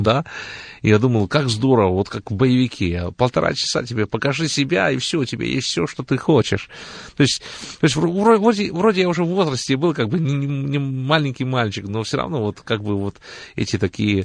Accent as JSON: {"language": "Russian", "town": "Tbilisi", "country": "Georgia", "tie": "born or raised there", "also_born_or_lived": "Rostov-on-Don, Russia / Israel / Canada", "moved": "as an adult", "lives_now": "Cleveland, United States", "said": "родом я сам из Грузии, я родился в городе Тбилиси"}